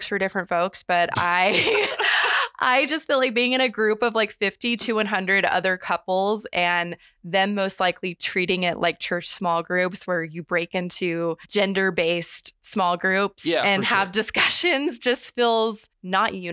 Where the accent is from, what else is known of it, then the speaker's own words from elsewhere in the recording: Texas, United States; we grew up in Texas.